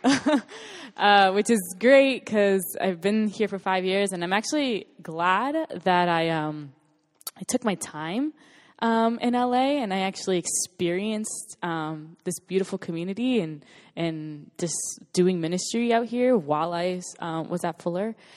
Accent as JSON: {"language": "English", "town": "West Palm Beach", "region": "Florida", "country": "United States", "tie": "born or raised there", "moved": "as an adult", "lives_now": "Los Angeles, United States", "said": "I'm from West Palm Beach, Florida. And, um, grew up there for eighteen years of my, actually twenty-three years of my life"}